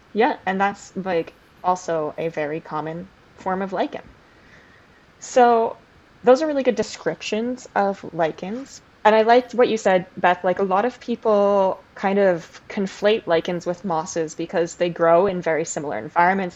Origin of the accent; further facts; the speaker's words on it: Canada; I am Canadian